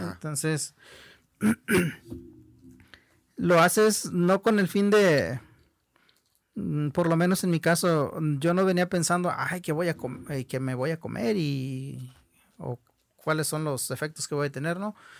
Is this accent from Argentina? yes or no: no; Mexico; first language Huichol; Spanish is a second language; de ser huichol, de hablar nuestra lengua, de vestir nuestra ropa, de llevar nuestro arte